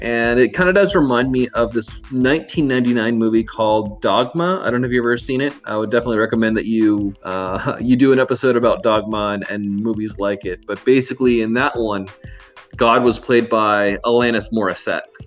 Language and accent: English; Miami, Florida, United States; I'm actually from Miami, Florida, but I'm currently not in Miami, Florida.